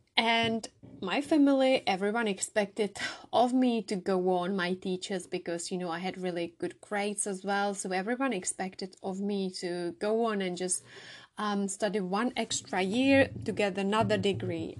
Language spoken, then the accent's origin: English; Czechia; English is a second language; moved away as an adult; now in United Kingdom; I am originally from the Czech Republic, as you can hear from my accent